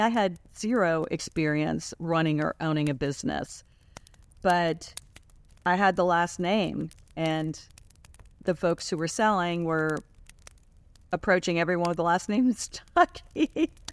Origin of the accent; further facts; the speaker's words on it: Washington, District of Columbia, United States; we grew up in Washington, D.C.